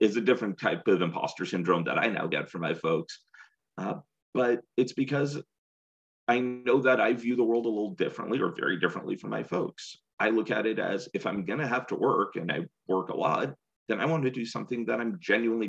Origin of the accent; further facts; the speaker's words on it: San Jose, California, United States; moved away as an adult; also born or lived in Seattle / Davis / Connecticut / Riverside; I grew up in the Bay Area. I grew up in San Jose